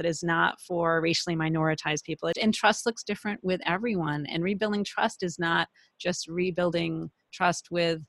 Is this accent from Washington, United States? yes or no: no; Flint, Michigan, United States; I'm from Flint, working class background.